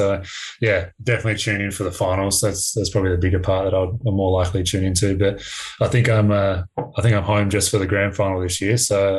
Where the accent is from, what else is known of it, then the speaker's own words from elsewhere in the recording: Australia; I guess obviously being Australian, it's not really something we supported growing up and things like that.